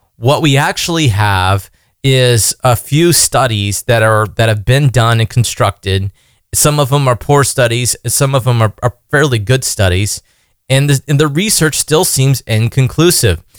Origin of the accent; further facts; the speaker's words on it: United States; being an American